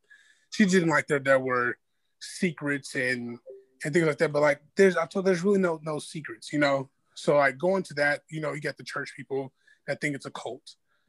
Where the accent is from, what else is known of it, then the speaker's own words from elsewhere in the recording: Indiana, United States; I'm from Indiana